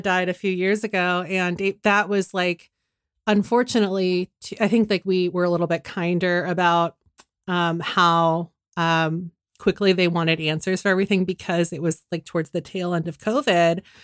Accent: San Francisco, California, United States; I'm from San Francisco

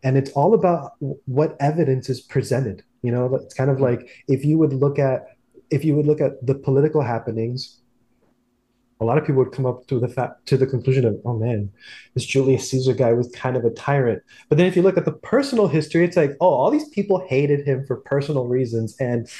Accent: South Florida, United States; growing up in South Florida, it's a very insular community.

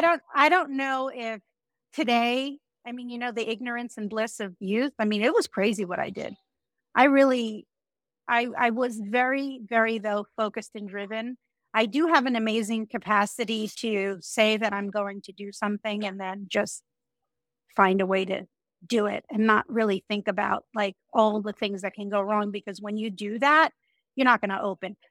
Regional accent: Woodmere, New York, United States; moved away as an adult; now in Miami, United States; Woodmere, Long Island, which is where I grew up

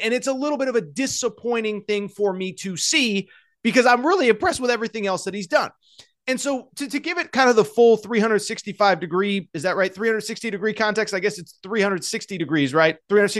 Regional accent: Youngstown, Ohio, United States; build a team in the makeup of kind of who I am and where I'm from. I'm from Youngstown, Ohio, all that stuff.

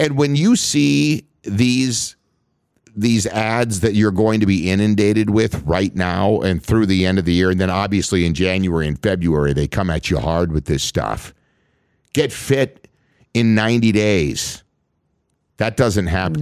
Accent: Minnesota, United States; I grew up, born and raised in Minnesota

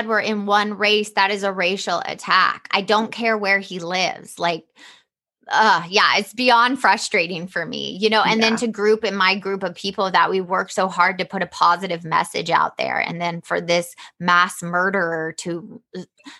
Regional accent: Atlanta, Georgia, United States; I grew up in the South in Atlanta

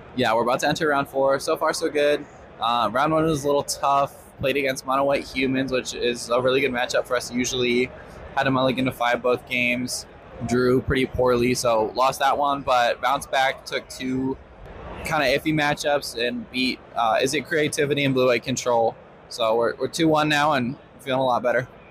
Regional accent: Ohio, United States; I am from Ohio

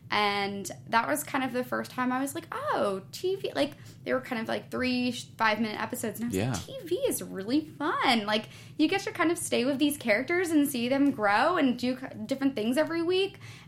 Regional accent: New York, United States; moved away as an adult; now in Los Angeles, United States; I was still living in New York at that time. I wasn't even living in L.A., because I grew up in New York.

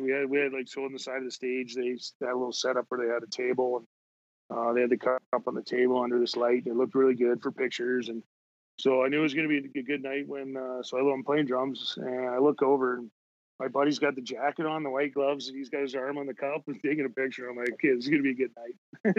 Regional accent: Edmonton, Alberta, Canada; growing up in Edmonton, being an Edmonton guy, the Oilers

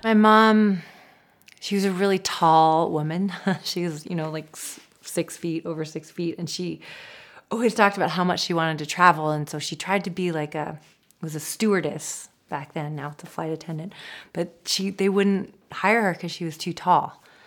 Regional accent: Seattle, Washington, United States; I grew up in Seattle.

